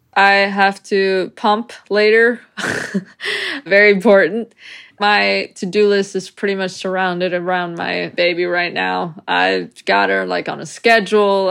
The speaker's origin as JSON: {"language": "English", "region": "New York", "country": "United States", "tie": "born or raised there", "moved": "yes", "said": "I was raised in New York"}